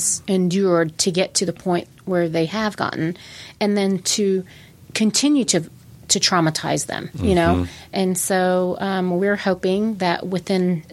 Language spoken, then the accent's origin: English; Tulsa, Oklahoma, United States; I was born and raised right here in Tulsa.